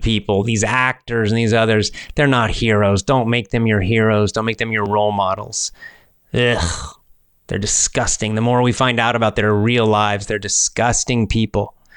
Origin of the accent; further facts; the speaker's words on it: Georgia, United States; That's my home state. I'm a Georgia boy. I grew up in Georgia